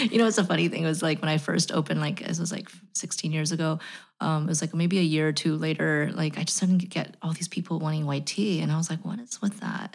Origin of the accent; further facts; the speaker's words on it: United States; As an American